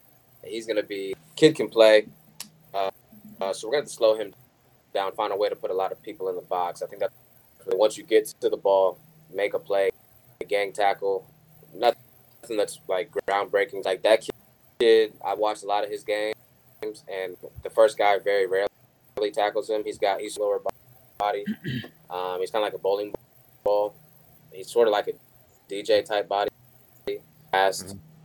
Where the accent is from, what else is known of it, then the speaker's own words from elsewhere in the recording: Missouri, United States; because I'm not from Indiana originally. I'm from Missouri.